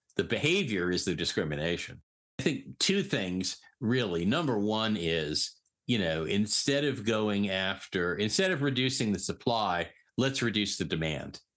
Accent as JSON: {"language": "English", "region": "Eastern Connecticut", "country": "United States", "tie": "born or raised there", "also_born_or_lived": "New York City / San Francisco / Hawaii", "moved": "as an adult", "said": "I was born in New York City. When I was nine, we moved to Eastern Connecticut. I was really fortunate. We grew up, I grew up on the beach"}